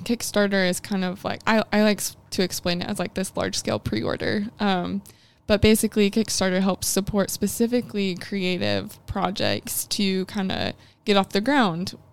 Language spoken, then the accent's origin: English; Illinois, United States; moved away as an adult; now in Huntsville, United States; I am originally from Illinois